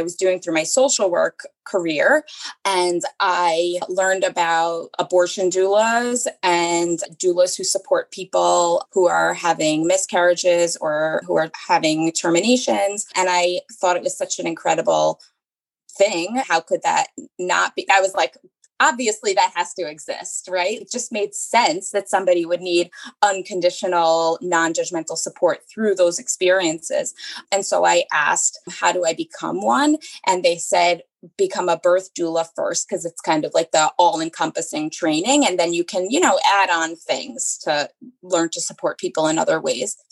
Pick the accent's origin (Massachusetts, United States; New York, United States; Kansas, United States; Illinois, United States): New York, United States; Long Island; also born or lived in Queens; I'm born and raised on Long Island.